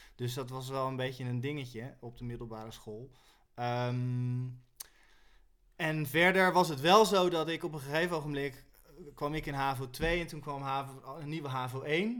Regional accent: Rotterdam, South Holland, Netherlands; ik kom uit Rotterdam

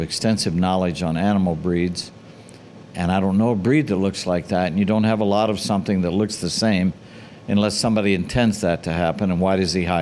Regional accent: England, United Kingdom; moved away; Being an English girl

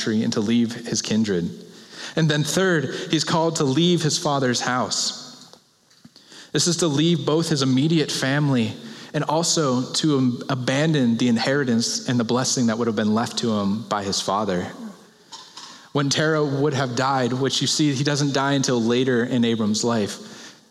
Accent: Pennsylvania, United States; now in Chicago, United States; I'm from Pennsylvania

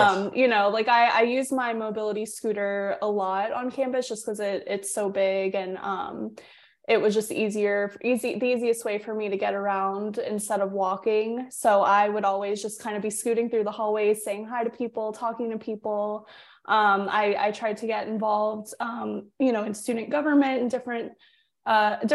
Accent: South Florida, United States; I grew up in South Florida

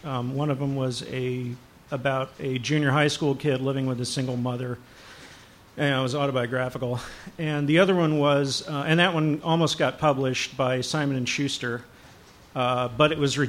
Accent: Texas, United States; moved away; And I'm from Texas originally, so I got a lot of that at one time.

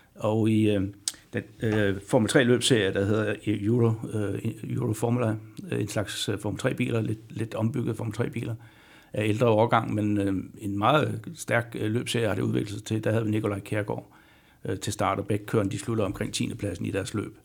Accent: Denmark; som dansker

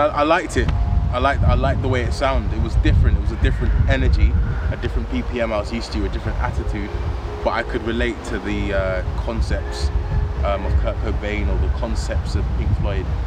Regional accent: London, United Kingdom; I'm British. I was born in London, um, so being a part of the South London community

